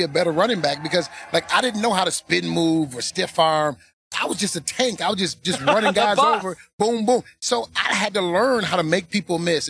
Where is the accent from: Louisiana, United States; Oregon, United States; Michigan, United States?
Michigan, United States; Detroit; Growing up in Detroit